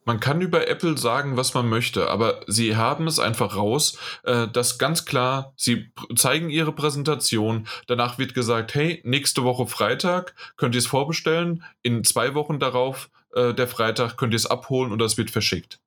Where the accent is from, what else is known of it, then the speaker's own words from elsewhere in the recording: Germany; bei uns in Deutschland